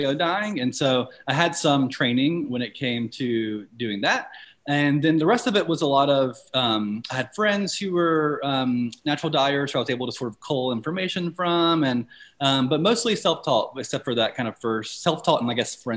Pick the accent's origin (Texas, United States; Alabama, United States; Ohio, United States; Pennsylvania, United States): Alabama, United States; I'm from Alabama. I live in Alabama right now in Greensboro, Alabama, and I'm also from a separate city in Alabama.